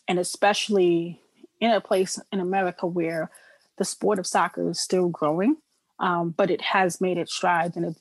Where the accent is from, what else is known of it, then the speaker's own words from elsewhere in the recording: New York City, New York, United States; I come from the inner city. I come from South Jamaica, Queens. Like, yeah. you look in my neighborhood, nobody plays soccer here